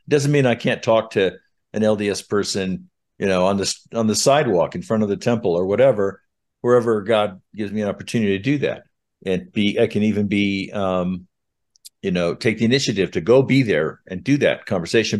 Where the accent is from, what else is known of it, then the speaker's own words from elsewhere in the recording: Southern California, United States; now in Utah, United States; I was born in Utah, but I was raised throughout the West, uh, mostly from third grade on in Southern California